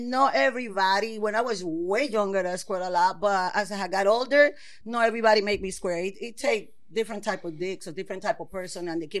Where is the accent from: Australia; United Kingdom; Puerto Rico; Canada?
Puerto Rico; Puerto Rico.